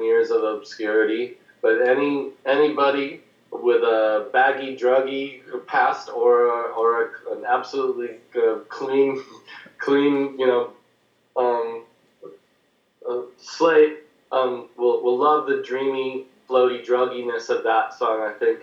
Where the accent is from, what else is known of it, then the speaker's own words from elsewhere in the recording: Southern California, United States; growing up in Southern California as a kid